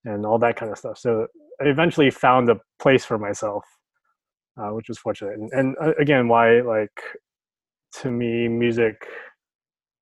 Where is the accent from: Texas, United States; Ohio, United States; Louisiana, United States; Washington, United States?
Texas, United States; Houston; moved away as an adult; also born or lived in California; I grew up in Houston, Texas